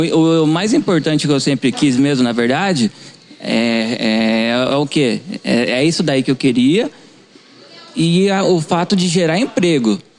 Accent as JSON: {"language": "Portuguese", "town": "Avaré", "region": "São Paulo", "country": "Brazil", "tie": "born or raised there", "said": "eu sou de Avaré mesmo, nascido aqui, família inteira daqui"}